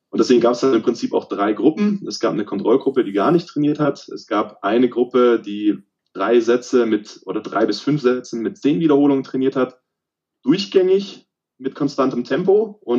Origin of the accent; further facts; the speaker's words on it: Baden-Württemberg, Germany; moved away as an adult; now in Cologne, Germany; Also ursprünglich komme ich aus dem Süden von Deutschland, äh, östlich von Stuttgart aus dem Remstal, bin aber jetzt seit fast zehn Jahren in Köln